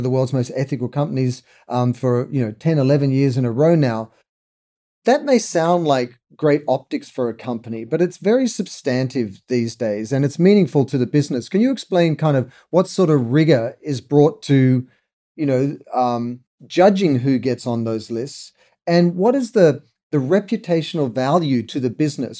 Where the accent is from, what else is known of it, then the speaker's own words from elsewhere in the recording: Sydney, New South Wales, Australia; when I was really young in Australia, growing up in Sydney